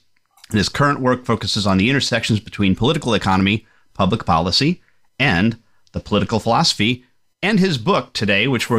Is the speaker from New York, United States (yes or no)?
yes; New York, United States; moved away; I'm from New York originally